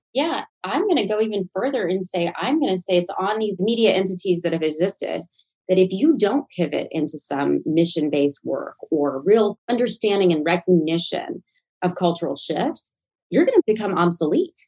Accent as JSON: {"language": "English", "town": "Nashville", "region": "Tennessee", "country": "United States", "tie": "born or raised there", "moved": "yes", "said": "I was from Nashville, Tennessee"}